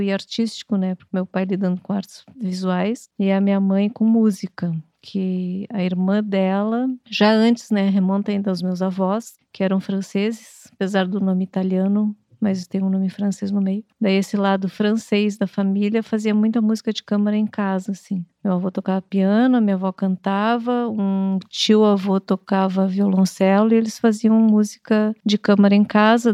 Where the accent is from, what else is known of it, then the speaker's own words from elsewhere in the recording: Santa Maria, Rio Grande do Sul, Brazil; moved away; also born or lived in Porto Alegre; Eu nasci em Porto Alegre e nós fomos morar em Santa Maria.